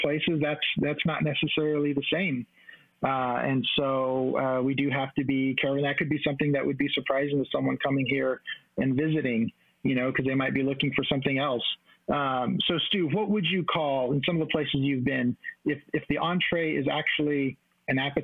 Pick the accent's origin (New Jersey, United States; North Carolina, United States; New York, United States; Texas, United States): Texas, United States; moved away as an adult; my home state of Texas